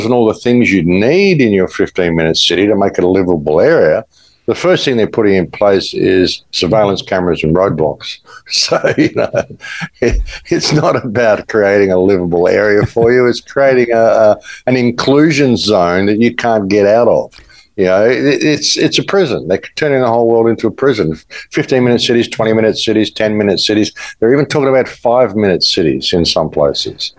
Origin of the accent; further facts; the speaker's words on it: Australia; moved away as an adult; now in Mexico; I'm from Australia. I haven't been there since October 2021